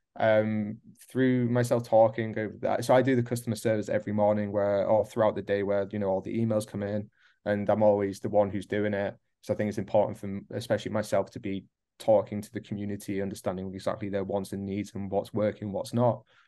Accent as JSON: {"language": "English", "region": "North East England", "country": "United Kingdom", "tie": "born or raised there", "also_born_or_lived": "Midlands, England", "moved": "as an adult", "lives_now": "Berlin, Germany", "said": "originally I was born in the Midlands in the U K, moved up to the northeast of England. Gotta mention that, hence the accent."}